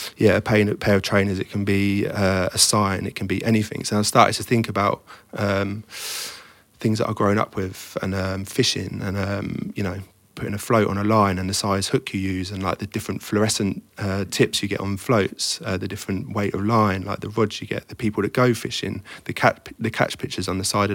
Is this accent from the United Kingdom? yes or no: yes; the Fens, Cambridgeshire, East of England, United Kingdom; moved away; I grew up in the Fens, which is a flat farmland, you know, between Cambridge and Peterborough.